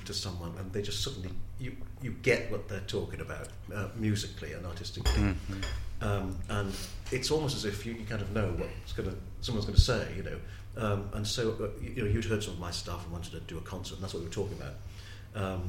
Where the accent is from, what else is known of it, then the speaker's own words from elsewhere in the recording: St Asaph, Wales, United Kingdom; I grew up, you know, I was at St Asaph Cathedral in North Wales. I was a choir boy